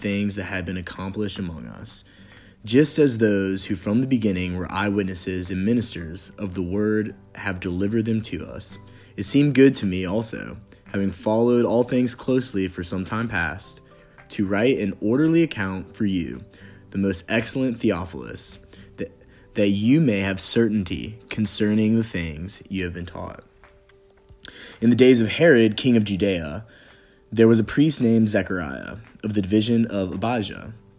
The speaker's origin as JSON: {"language": "English", "town": "Nashville", "region": "Tennessee", "country": "United States", "said": "I am a junior and I'm from Nashville, Tennessee."}